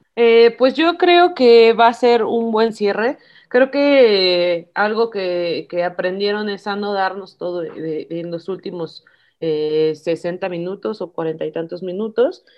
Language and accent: Spanish; Mexico; nosotros mismos como mexicanos